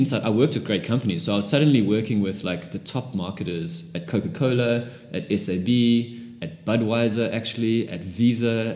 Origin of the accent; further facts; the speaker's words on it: South Africa; I'm a South African